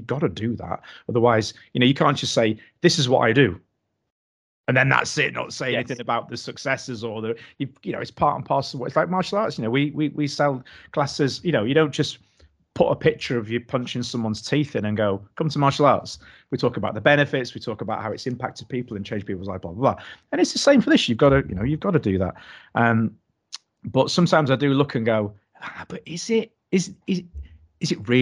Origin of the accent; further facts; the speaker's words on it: Doncaster, Yorkshire and the Humber, United Kingdom; now in Knaresborough, United Kingdom; I'm actually from Doncaster, which is infinitely worse.